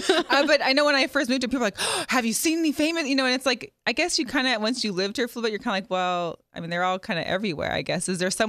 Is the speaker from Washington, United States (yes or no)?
yes; Seattle, Washington, United States; I grew up in Seattle.